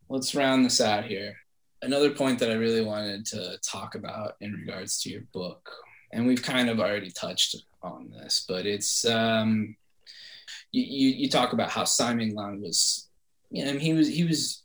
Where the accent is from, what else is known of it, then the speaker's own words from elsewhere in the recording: Kansas City, Missouri, United States; I'm from Kansas City